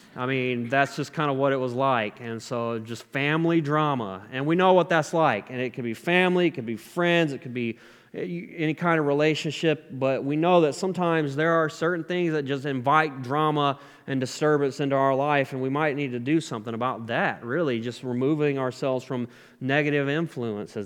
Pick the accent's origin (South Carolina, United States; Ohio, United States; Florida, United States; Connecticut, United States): South Carolina, United States; moved away as an adult; also born or lived in Tennessee; I moved out of my home state, South Carolina, to go to a, a faith-based Christian recovery program in Tennessee